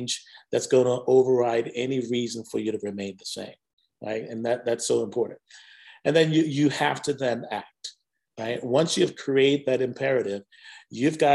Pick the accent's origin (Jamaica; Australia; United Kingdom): Jamaica; also born or lived in Whiteville, North Carolina; now in United States; I grew up in Jamaica, West Indies.